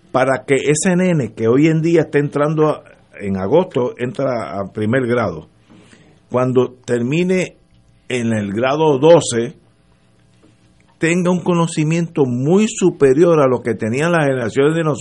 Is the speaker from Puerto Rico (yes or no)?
yes; Puerto Rico; yo era puertorriqueño, soy puertorriqueño, pero regresé a Puerto Rico hace poco, digo hace poco, hace 20, 25 años.